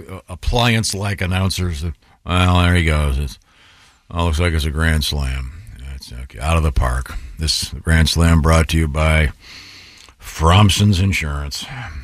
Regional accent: Boston, Massachusetts, United States; accent: Southern; Well, I'm from Boston, but I talk like I'm from the South.

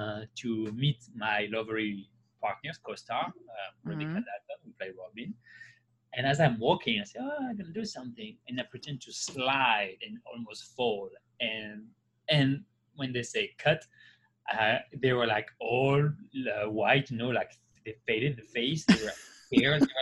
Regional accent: south of France, France; born or raised there; English is a second language; moved away as an adult; also born or lived in Paris

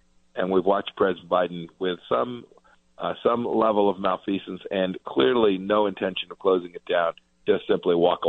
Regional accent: Kansas, United States; my home state of Kansas is a little over 3 million people.

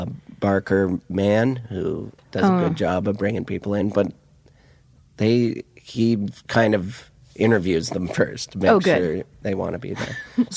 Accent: Montana, United States; accent: Montana; moved away; I came from Montana

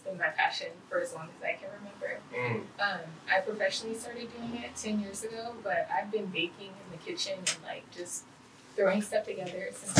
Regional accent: Los Angeles, California, United States; I grew up in California.

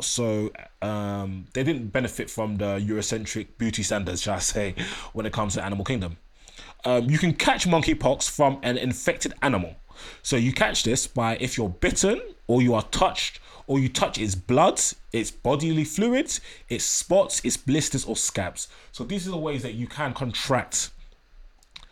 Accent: Nigeria; I'm Nigerian

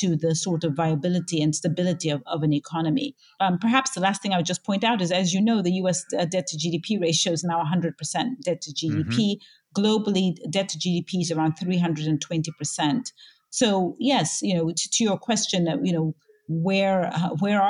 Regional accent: Zambia; I was born and raised in Zambia, Southern Africa

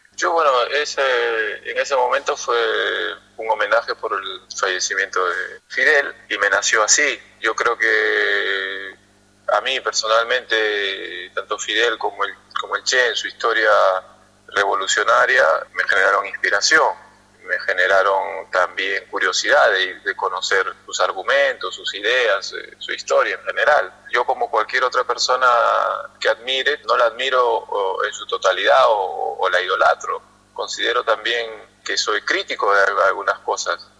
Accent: Peru; como peruanos

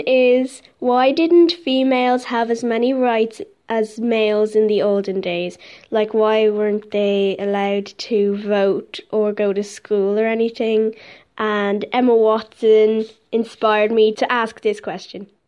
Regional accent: Ireland; I'm twelve years old, and I'm from Ireland.

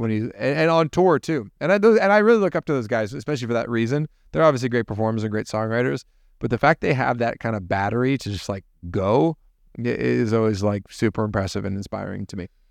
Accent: Toronto, Ontario, Canada; also born or lived in Hamilton; growing up, I grew up in Toronto

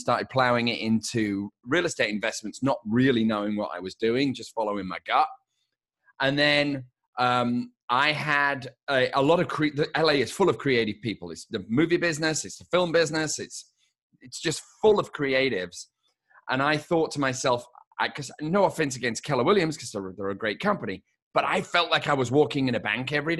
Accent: United Kingdom; moved away as an adult; now in Los Angeles, United States; So I'm obviously British. I've been in Los Angeles for 26 years.

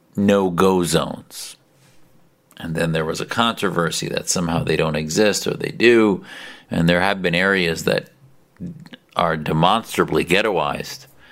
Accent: United States; as an American

